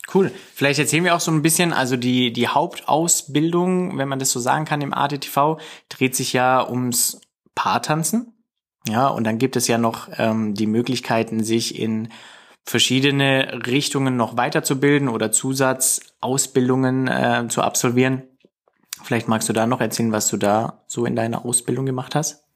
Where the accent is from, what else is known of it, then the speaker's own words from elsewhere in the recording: Singen, Baden-Württemberg, Germany; bei uns in Singen